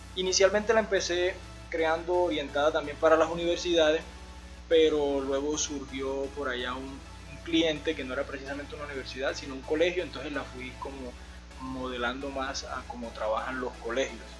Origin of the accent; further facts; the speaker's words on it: San Juan Nepomuceno, Bolívar, Colombia; now in Medellín, Colombia; soy de, la costa de acá de, Colombia, de un pueblo que se llama San Juan de Comuceno. yo me vine de allá en el 2009 para acá, para la ciudad de Medellín